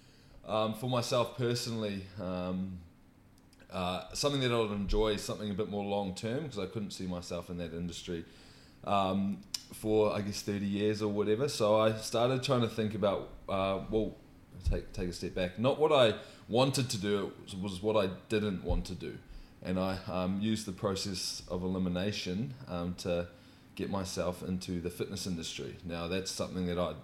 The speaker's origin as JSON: {"language": "English", "country": "New Zealand", "also_born_or_lived": "United Kingdom", "moved": "as an adult", "lives_now": "Brisbane, Australia", "said": "I'm obviously a Kiwi. I moved to Brisbane, would have been 3 years ago now"}